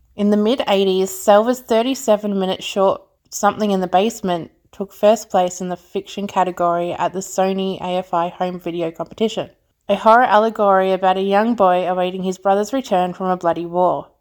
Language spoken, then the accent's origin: English; Australia; I'm from Australia